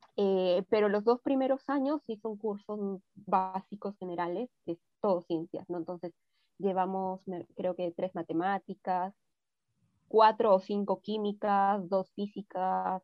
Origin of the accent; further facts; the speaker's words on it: Trujillo, El Mango, La Libertad, Peru; nací en Trujillo, ¿no? Pero viví varios años de mi infancia eh, en un pueblito bien chiquitico que se llama El Mango